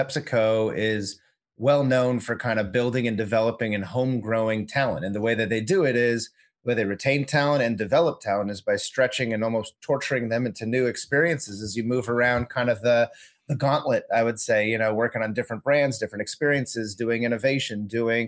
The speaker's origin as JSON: {"language": "English", "region": "Southern California", "country": "United States", "tie": "born or raised there", "also_born_or_lived": "Chicago", "moved": "as an adult", "said": "I'm from SoCal originally. I'm a California kid, grew up in Southern California"}